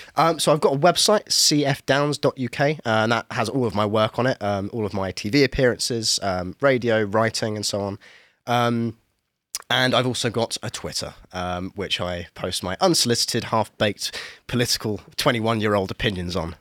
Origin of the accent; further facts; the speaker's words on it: Kent, near Canterbury, South East England, United Kingdom; I'm from Kent, very near Canterbury